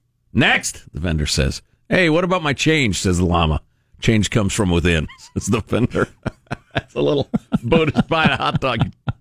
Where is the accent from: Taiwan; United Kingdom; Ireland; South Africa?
Ireland; Right, I'm an Irishman, so I know how to pronounce that weirdly.